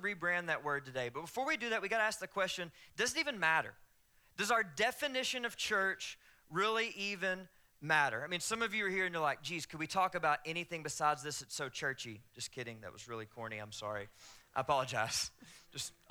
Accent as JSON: {"language": "English", "region": "the South", "country": "United States", "accent": "Southern", "said": "my Southern accent"}